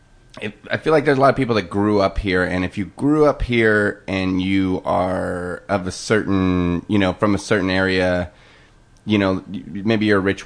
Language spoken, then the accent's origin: English; Portland, Oregon, United States; also born or lived in eastern Washington / Seattle; now in Los Angeles, United States; So I grew up in Portland. I was born in Portland, then I moved to eastern Washington. And eastern Washington, where I lived, was like a town of maybe 30,000 people, and then there was a few other towns around that were all the same size.